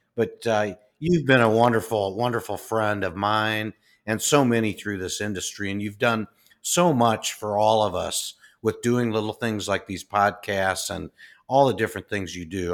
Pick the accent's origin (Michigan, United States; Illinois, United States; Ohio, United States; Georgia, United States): Illinois, United States; Peoria; moved away as an adult; now in Des Moines, United States; really loving Peoria. That was my hometown.